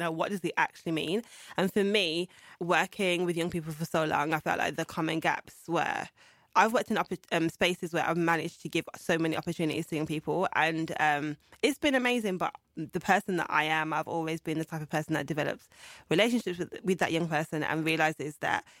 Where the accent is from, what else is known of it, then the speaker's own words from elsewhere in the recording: Birmingham, West Midlands, United Kingdom; So, yeah, I was born in Birmingham in 1986.